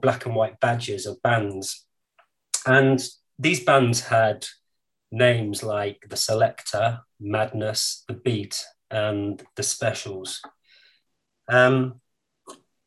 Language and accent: English; Coventry, West Midlands, United Kingdom; I grew up in Coventry in the 70s and 80s